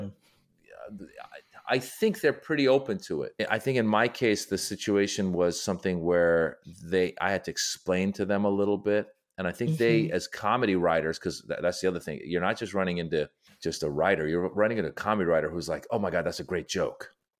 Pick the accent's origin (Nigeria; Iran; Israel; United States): Iran; in my family, we come from Iran. Iran is a Shiite Muslim country.